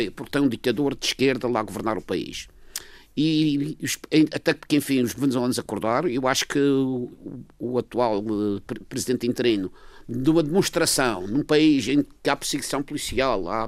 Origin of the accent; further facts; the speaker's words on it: Madeira, Portugal; como madeirense que sou